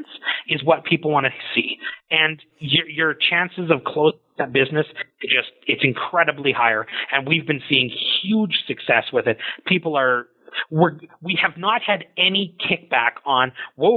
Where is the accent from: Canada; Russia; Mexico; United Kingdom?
Canada; we all kind of feel like we're this Canadian kind